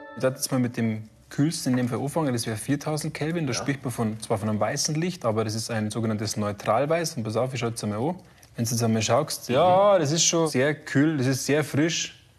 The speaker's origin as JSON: {"language": "German", "region": "Bavaria", "country": "Germany", "said": "Bei uns in Bayern sagt man äh, schöne Lampen"}